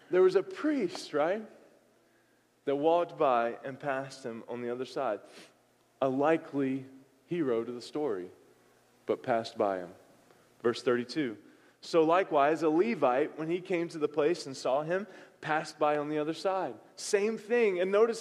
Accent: the South, United States; moved away; I'm from the South

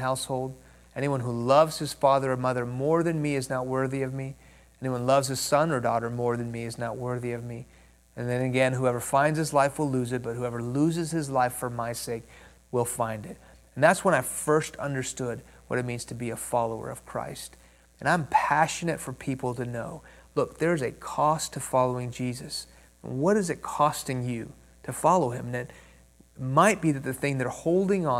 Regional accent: Houston, Texas, United States; first language Persian; English is a second language; also born or lived in Iran; I was born in Houston. When I was 2 years old, my family moved to Iran, where my parents are from. When I was 6 years old, the Islamic Revolution of the late 70s hit that country. We moved back to Houston. I didn't speak English. I spoke Farsi

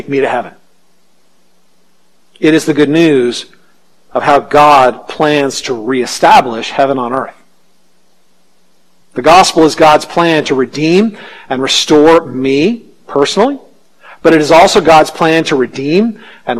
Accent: United States; as American Christians

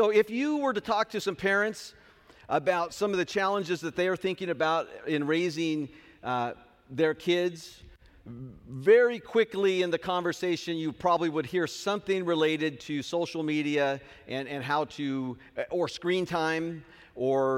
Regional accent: Southern California, United States; now in Hanford, United States; I am from Southern California

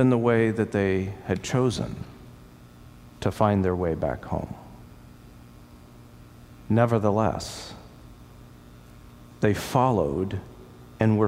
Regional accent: Sarasota, Florida, United States; moved away as an adult; This is my home that I grew up in Sarasota, Florida

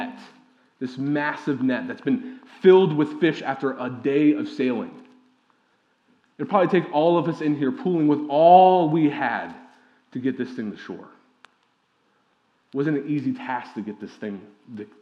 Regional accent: Midwest, United States; also born or lived in Ohio; I'm from the Midwest

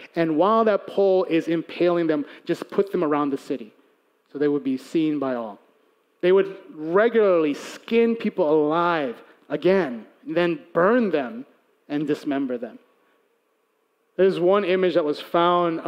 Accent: Chicago, Illinois, United States; I'm Korean-American. I was born and raised in Chicago

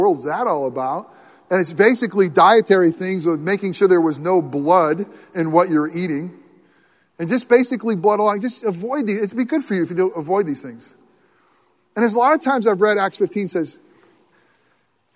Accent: United States; I love being in America

